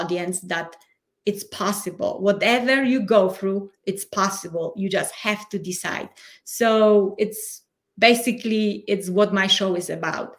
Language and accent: English; Poland; English is a second language; moved away as an adult; now in Colorado Springs, United States; I am originally from Poland, but at the moment I live in the United States already almost 10 years. So Colorado Springs, Colorado